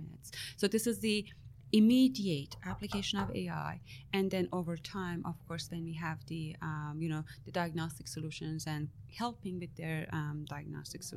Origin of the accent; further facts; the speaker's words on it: Iran; now in Canada; I'm Iranian Canadian. So I was born in Iran